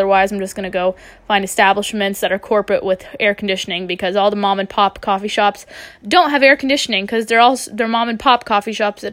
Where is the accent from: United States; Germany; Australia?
United States; Jacksonville, Florida; moved away as an adult; also born or lived in Los Angeles, United States; now in London, United Kingdom; I'm from Jacksonville, Florida